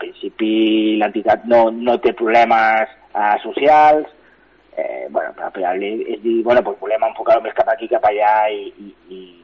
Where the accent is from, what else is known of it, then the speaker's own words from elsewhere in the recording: Castelldefels, Catalonia, Spain; jo sóc de Castelldefels